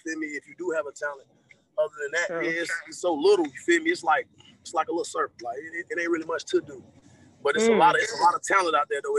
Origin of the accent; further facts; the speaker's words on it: Greensboro, North Carolina, United States; I'm from North Carolina, Greensboro, North Carolina, at that High Point area triad.